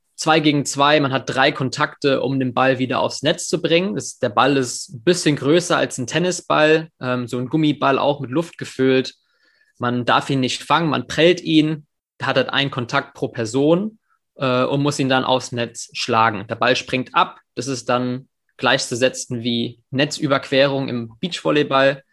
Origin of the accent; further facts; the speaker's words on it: England, United Kingdom; now in Germany; ich bin in England in der Schule aufgewachsen